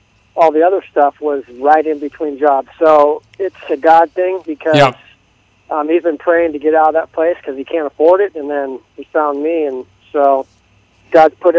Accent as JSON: {"language": "English", "town": "Napa", "region": "California", "country": "United States", "tie": "born or raised there", "said": "I'm actually in Napa, my hometown"}